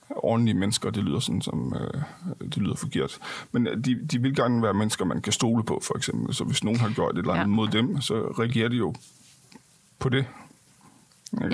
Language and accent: Danish; Denmark; jeg er også dansker